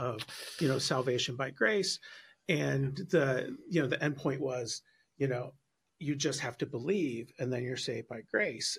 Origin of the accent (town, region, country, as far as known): South Bend, Indiana, United States; born or raised there